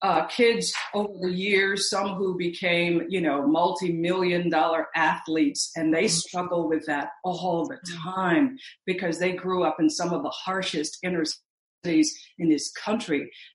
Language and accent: English; Missouri, United States; because most of my family, even though I grew up in Missouri, they migrated from Mississippi.